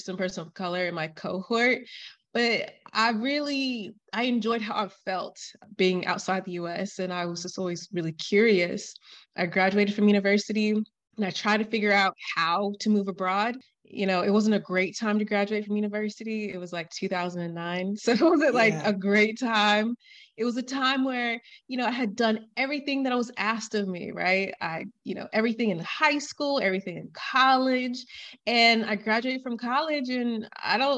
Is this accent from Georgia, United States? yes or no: yes; Atlanta, Georgia, United States; moved away as an adult; also born or lived in Miami, United States / La Rioja, Spain / Catalonia, Spain; now in Valencia, Spain; I'm from Atlanta and I lived in Miami